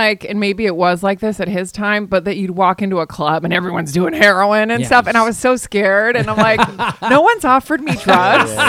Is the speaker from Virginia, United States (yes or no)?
yes; Virginia, United States; also born or lived in California / Spain; I grew up in Virginia and in Spain.